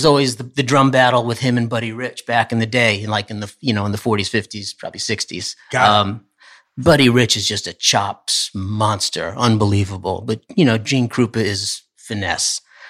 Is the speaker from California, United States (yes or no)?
no; Poughkeepsie, New York, United States; also born or lived in Hopewell Junction; I grew up in the Poughkeepsie area.